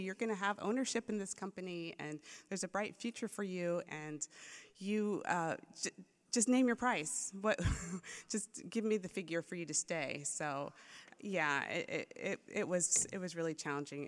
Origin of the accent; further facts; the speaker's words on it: Maryland, United States; moved away as an adult; also born or lived in Florida; now in San Dimas, United States; I grew up in Maryland.